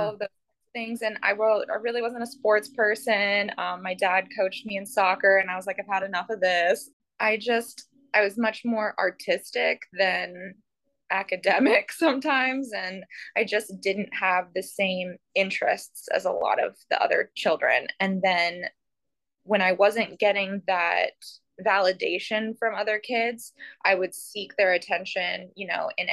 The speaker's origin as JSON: {"language": "English", "town": "Columbus", "region": "Ohio", "country": "United States", "tie": "born or raised there", "moved": "as an adult", "lives_now": "Port St. Lucie, United States", "said": "I grew up in Columbus, Ohio love Columbus, miss Columbus so terribly."}